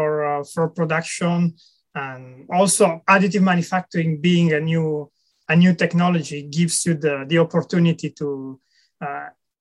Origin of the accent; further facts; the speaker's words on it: Italy; moved away as an adult; also born or lived in France; now in United Kingdom; I'm originally from Italy, and I left Italy probably about 15 years ago when I was doing my master degree in material science